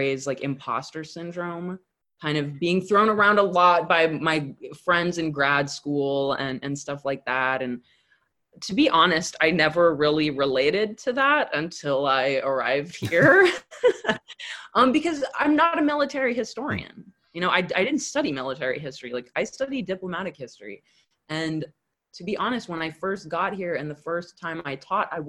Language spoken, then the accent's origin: English; Southern California, United States; I'm from Southern California